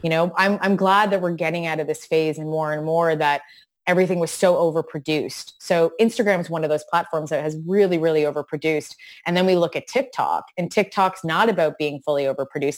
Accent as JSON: {"language": "English", "area": "an hour outside of Toronto", "region": "Ontario", "country": "Canada", "tie": "born or raised there", "said": "I grew up an hour outside of Toronto"}